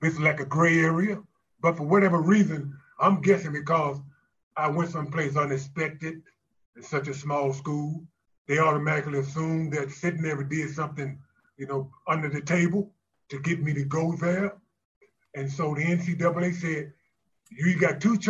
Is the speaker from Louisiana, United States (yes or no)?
yes; Shreveport, Louisiana, United States; born or raised there